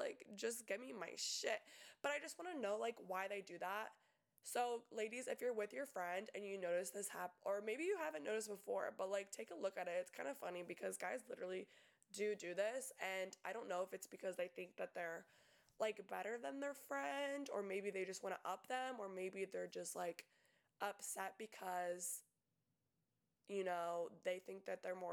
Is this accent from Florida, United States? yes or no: yes; Tampa, Florida, United States; I'm from Tampa, and us Tampa girls